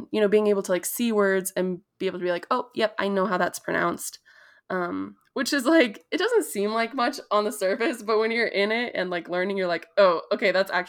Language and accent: English; Prairie Island, Minnesota, United States; So I am Bedewakantuan Dakota from Tintawinta, which is Prairie Island here in Minnesota.